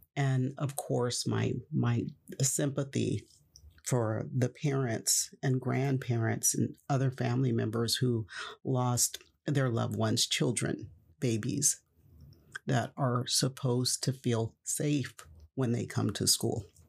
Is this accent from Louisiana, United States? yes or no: no; Stockton, California, United States; Stockton, California is my hometown. I was born there, I was raised there, and I spent the vast majority of my life there in Stockton.